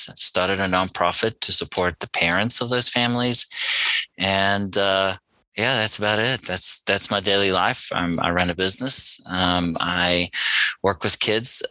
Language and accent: English; South Africa; I'm South African born. I grew up in a small mining town.